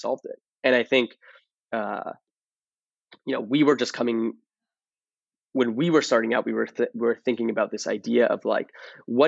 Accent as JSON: {"language": "English", "town": "Toronto", "region": "Ontario", "country": "Canada", "moved": "yes", "lives_now": "San Francisco, United States", "said": "I'm originally from Toronto."}